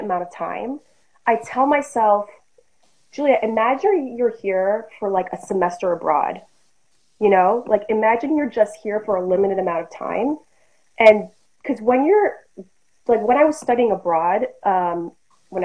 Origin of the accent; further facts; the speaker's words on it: New York, United States; my mom grew up in New York and I grew up in New York and I'm in a suburb